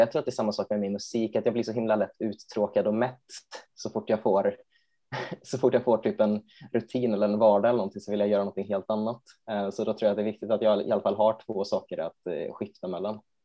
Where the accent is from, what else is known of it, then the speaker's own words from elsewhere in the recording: Borås, Västra Götaland, Sweden; jag är ju från Borås